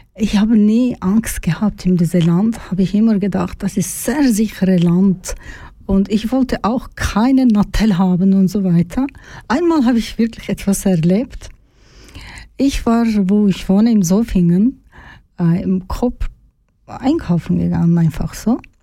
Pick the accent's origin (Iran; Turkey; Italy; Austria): Turkey; German is a second language; moved away as an adult; now in Zofingen, Switzerland; Ich komme aus der Türkei.